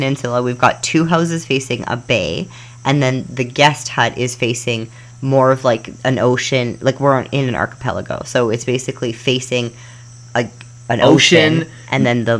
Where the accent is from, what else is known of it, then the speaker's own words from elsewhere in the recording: Calgary, Alberta, Canada; moved away; we're from Canada land.